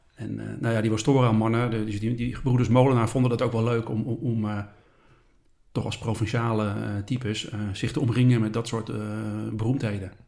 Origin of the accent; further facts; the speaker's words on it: Schagen, North Holland, Netherlands; also born or lived in Haarlem; Ik ben opgegroeid in Schagen